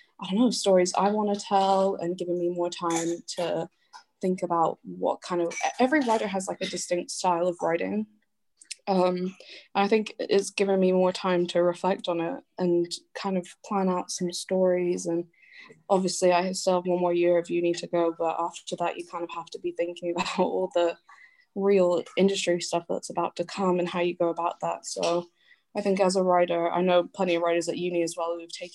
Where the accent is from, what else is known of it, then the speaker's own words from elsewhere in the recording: Canada; now in United Kingdom; I grew up Canadian, but I am half English